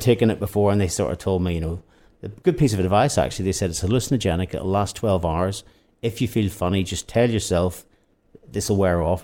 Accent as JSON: {"language": "English", "region": "Northern Ireland", "country": "United Kingdom", "said": "we are therapy from Northern Ireland"}